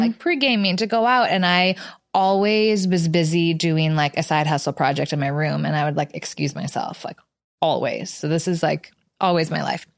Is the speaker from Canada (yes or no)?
yes; Canada; moved away as an adult; also born or lived in Los Angeles, United States; now in New York, United States; So I grew up in Canada, went to school in Los Angeles, and I moved to New York.